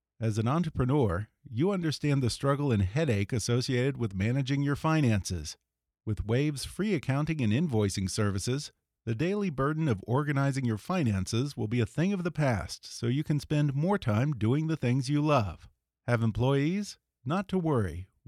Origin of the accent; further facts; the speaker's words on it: Houston, Texas, United States; I'm from Texas.